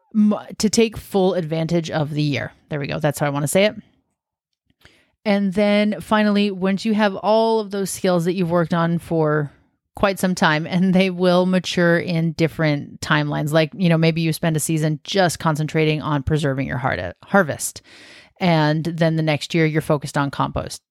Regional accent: Washington, United States; now in Oregon, United States; I'm from Washington State, which is just north of Oregon

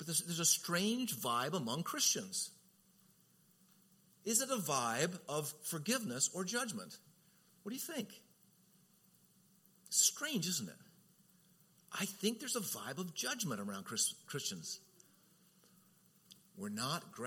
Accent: Southern California, United States; I'm from Southern Cal

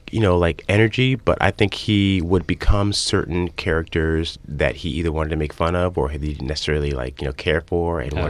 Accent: Northern Virginia, United States; moved away; Yeah, I'm from Northern Virginia, right outside D.C., about 25 miles.

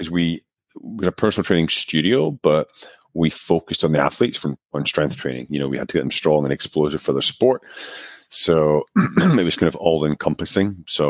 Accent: Scotland, United Kingdom; also born or lived in United States; now in Czech Republic; I'm actually originally from Scotland, although my accent is long gone because I've lived abroad for almost 20 years now. I lived for 6 years in the US. So I was in Northern New York, Connecticut for between 2002, 2008. And I've been in the Czech Republic

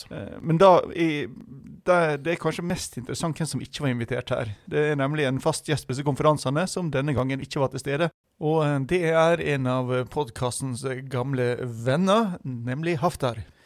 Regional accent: Western Norway, Norway; jeg som vestlending

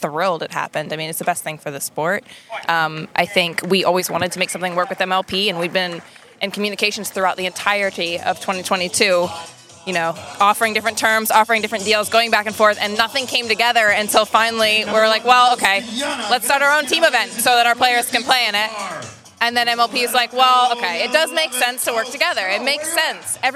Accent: Maryland, United States; also born or lived in Tampa, Florida; now in Austin, United States; I'm from Maryland

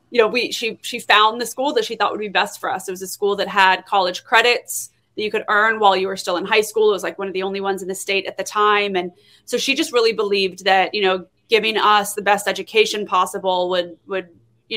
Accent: Florida, United States; also born or lived in Miami, Florida / Orlando, Florida; I grew up in Florida. I am a Florida girl, but I grew up all over the state

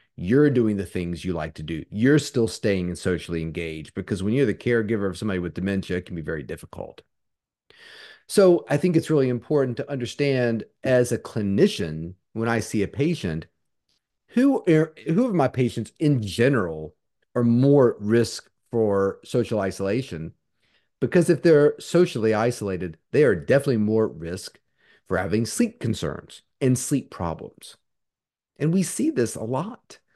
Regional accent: Charlottesville, Virginia, United States; Charlottesville, which is my uh, what I consider my hometown.

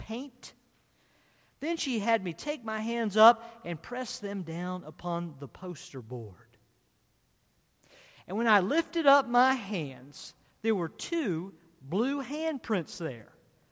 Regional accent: Culpeper, Virginia, United States; I grew up in Culpeper, Virginia

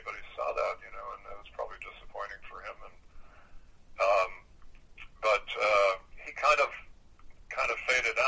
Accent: Midwest, United States; I'm from the Midwest

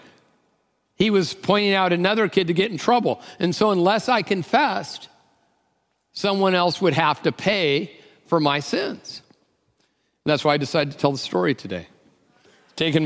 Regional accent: Tacoma, Washington, United States; I'm from Tacoma

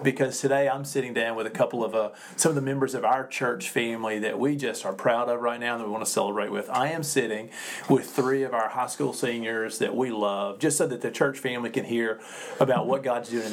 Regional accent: Sugarloaf, Mississippi, United States; It's near my hometown of Sugarloaf

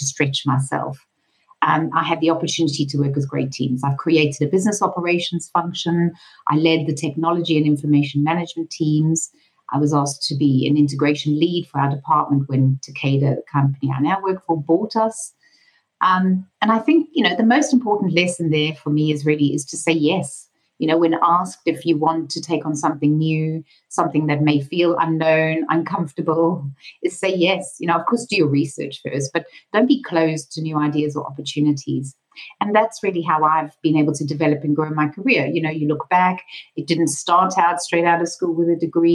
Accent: Durban, KwaZulu-Natal, South Africa; moved away; I'm originally from South Africa. And coincidentally, as we found out when we first met, also from Durban. So growing up in the 70s and 80s

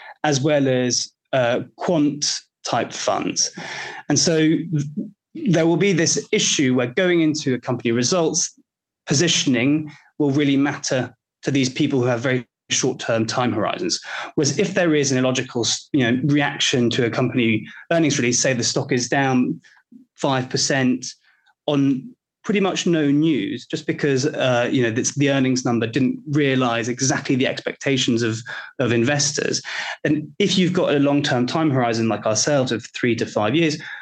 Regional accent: Belgium; I'm from Belgium

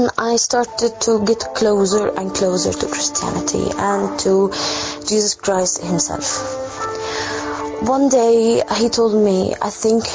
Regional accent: Egypt; I am from Egypt.

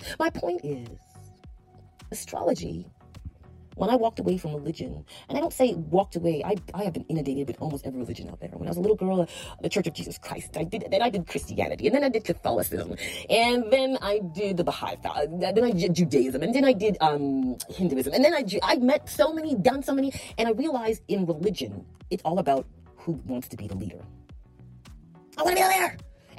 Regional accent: Toronto, Ontario, Canada; I remember growing up in Appleworth, Corporate Junior Public School. And a group of girls. Shout out to the Appleworth girls. I don't know where you are right now in Toronto, Canada.

